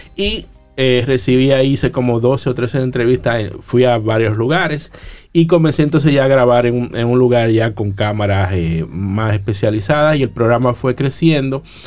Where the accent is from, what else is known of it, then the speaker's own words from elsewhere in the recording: La Romana, Dominican Republic; moved away as an adult; also born or lived in Boston, United States / Santo Domingo, Dominican Republic; mis compañeros de bachillerato llegaban al colegio a hablar de sus andanzas en las calles de la Romana, yo eh, ya estaba produciendo los jingles de las emisoras de mi pueblo